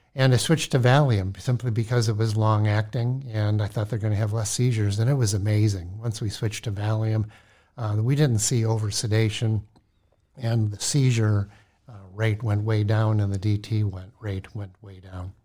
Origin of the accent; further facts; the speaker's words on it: Cleveland, Ohio, United States; moved away as an adult; also born or lived in St. Louis, Missouri; now in Minnesota, United States; I'm from Cleveland, Ohio